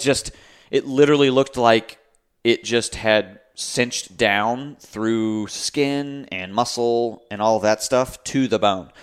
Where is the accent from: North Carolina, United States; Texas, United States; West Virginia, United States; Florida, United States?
North Carolina, United States; Raleigh; born and raised in Raleigh